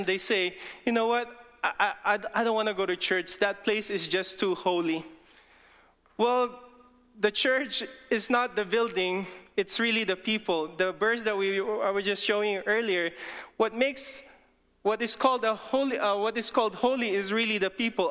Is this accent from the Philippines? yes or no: yes; Philippines; English is a second language; English is not even my first language. I'm Filipino. I can talk Tagalog